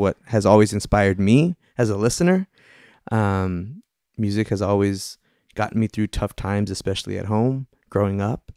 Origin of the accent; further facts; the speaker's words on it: Austin, Texas, United States; moved away; I was originally from the Austin Diocese